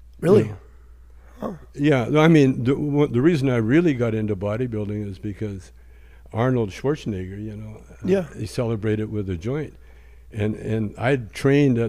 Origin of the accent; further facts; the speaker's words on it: Canada; moved away; I'm from Canada